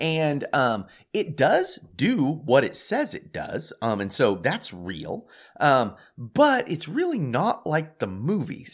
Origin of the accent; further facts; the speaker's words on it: United States; I'm American